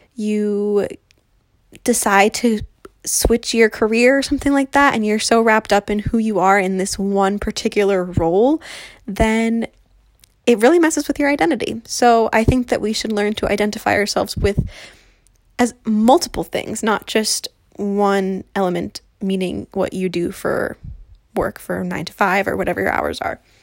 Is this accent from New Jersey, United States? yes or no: yes; New Jersey, United States; I'm twenty-five and I'm from New Jersey.